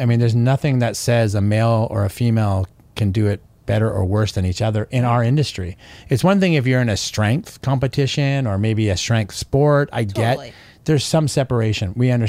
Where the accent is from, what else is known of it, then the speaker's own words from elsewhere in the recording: West Coast of Canada, Canada; moved away; I grew up on the West Coast.